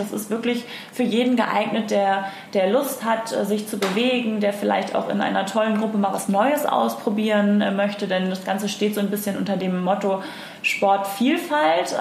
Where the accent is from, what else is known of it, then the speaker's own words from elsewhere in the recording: Hamburg, Germany; ich bin Hamburger deren durch und durch und liebe das hier